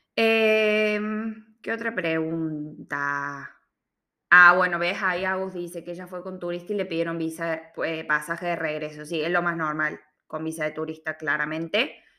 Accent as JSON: {"language": "Spanish", "region": "Córdoba", "country": "Argentina", "also_born_or_lived": "Sydney, Australia", "moved": "as an adult", "lives_now": "Melbourne, Australia", "said": "yo soy de Córdoba, Argentina"}